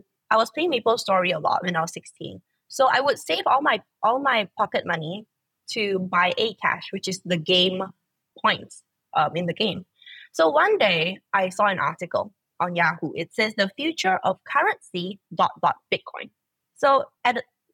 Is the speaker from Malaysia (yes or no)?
yes; Malaysia; I've always been in Malaysia.